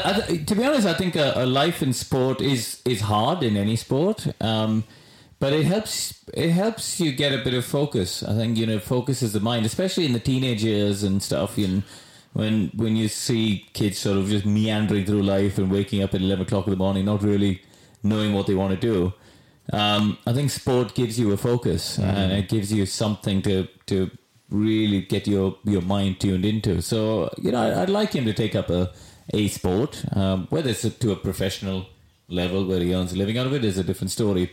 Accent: Chennai, Tamil Nadu, India; now in United Kingdom; I came from Madras, a city of 11 million people.

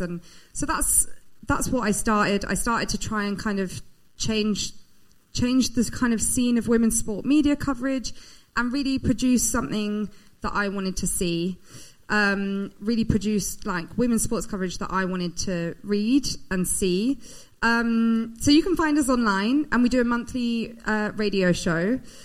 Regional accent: United Kingdom; I'm British

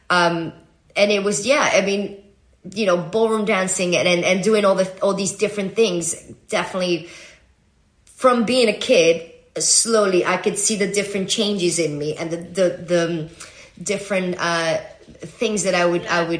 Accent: Venezuela; I'm Venezuelan. I'm American.

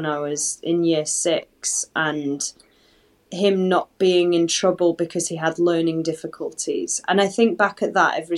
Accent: Halifax, Yorkshire and the Humber, United Kingdom; moved away; also born or lived in Manchester; I go back to, unfortunately, Halifax and like Manchester

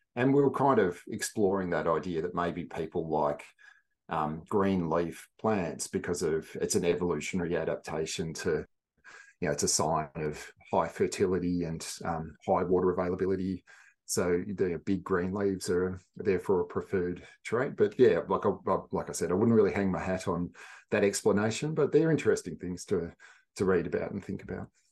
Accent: central western Victoria, Australia; I grew up in, I guess, central western Victoria and a few different places

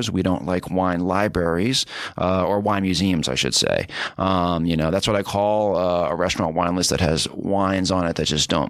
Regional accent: New York City, New York, United States; I grew up in New York City. Okay, Upper East Side.

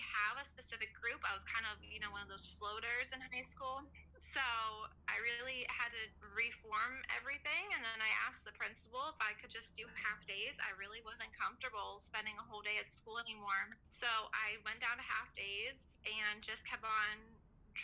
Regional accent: Punxsutawney, Pennsylvania, United States; I'm from Punxsutawney. So we call it Punxsutawney.

